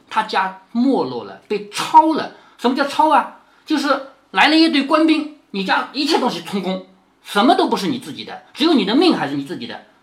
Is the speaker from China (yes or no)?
yes; China; 我们中国人其实是没有佛教信仰的